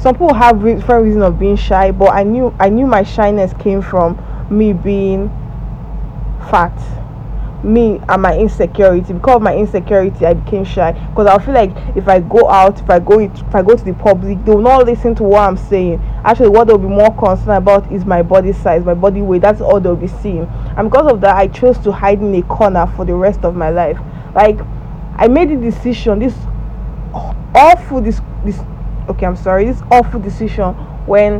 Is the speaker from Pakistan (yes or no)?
no; Nigeria; You guys call it high school, but in Nigeria, I'm a Nigerian, we call it secondary school.